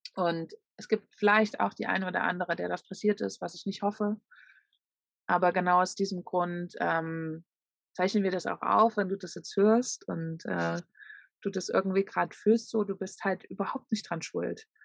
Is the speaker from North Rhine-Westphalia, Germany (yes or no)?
no; Leipzig, Saxony, Germany; von meiner Heimatstadt